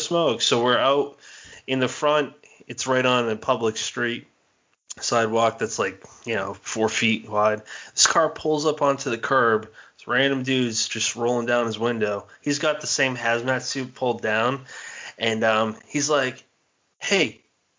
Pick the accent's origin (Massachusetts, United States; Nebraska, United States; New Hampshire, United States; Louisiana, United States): Massachusetts, United States; now in South Jersey, United States; I'm originally from Massachusetts.